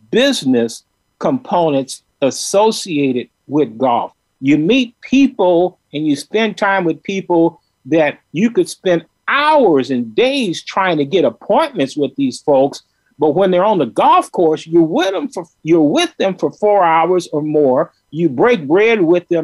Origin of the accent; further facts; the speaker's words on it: Chicago, Illinois, United States; also born or lived in Crete, Nebraska; growing up in Chicago in Douglas Park